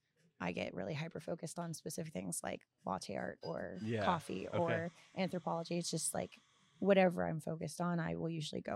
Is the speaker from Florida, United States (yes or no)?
yes; Florida, United States; also born or lived in Scotland / Costa Rica; So like I grew up in Florida, but I also grew up in Scotland and in Costa Rica and in like other countries and other cultures.